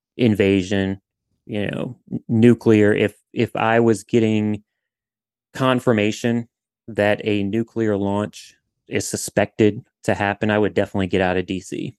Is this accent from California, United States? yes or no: no; southern Louisiana, United States; I'm from Louisiana, from southern Louisiana